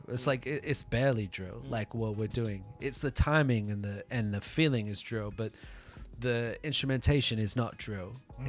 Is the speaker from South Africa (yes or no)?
yes; South Africa; now in Tokyo, Japan; I come from South Africa and it's like I grew up during apartheid